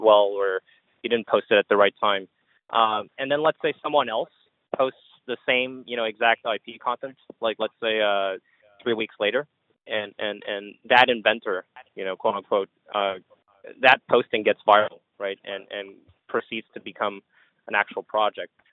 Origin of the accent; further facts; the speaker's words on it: Montreal, Quebec, Canada; I grew up in in Canada, in Montreal